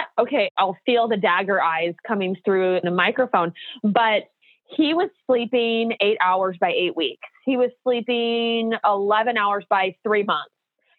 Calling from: Portland, Oregon, United States; also born or lived in Orange County; I'm calling from Portland, Oregon, and it's actually sunny here

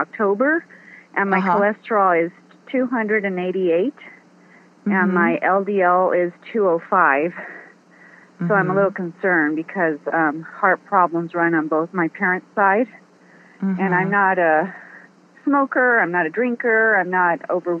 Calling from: Glendale, California, United States; I'm calling from Glendale, California

